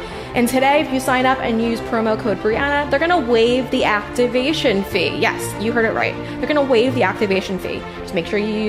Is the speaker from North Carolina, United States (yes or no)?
no; Huntington, New York, United States; I was raised in Huntington, New York with my 6 siblings. My mom stayed at home and raised us all while my father worked.